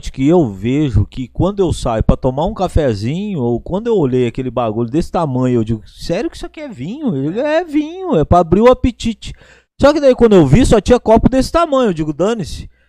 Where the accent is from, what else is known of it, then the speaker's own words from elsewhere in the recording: Itanhaém, São Paulo, Brazil; born there; Nasci aqui mesmo, em Itanhaém.